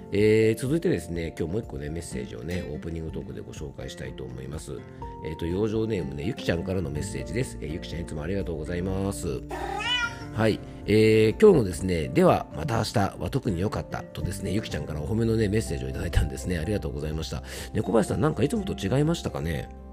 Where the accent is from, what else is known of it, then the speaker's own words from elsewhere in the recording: Yamanashi, Japan; 僕の地元山梨県にも甲斐善光寺というですねあのお寺があって